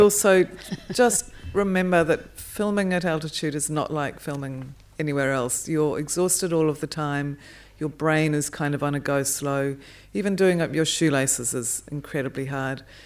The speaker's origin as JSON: {"language": "English", "country": "New Zealand", "said": "I'm a New Zealander and grew up in the shadow of the Ed Hillary, um, story and family"}